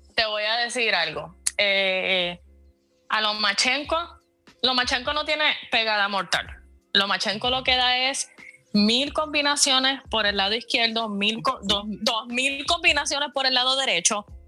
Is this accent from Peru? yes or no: no; Puerto Rico; soy puertorriqueña